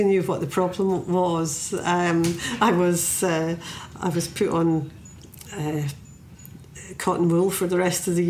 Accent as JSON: {"language": "English", "region": "Scotland", "country": "United Kingdom", "said": "myself as a Scottish poet"}